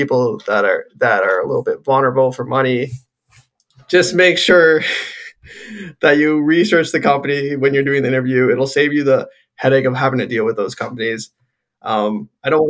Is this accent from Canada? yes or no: yes; Guelph, Ontario, Canada; I'm born and raised in Guelph.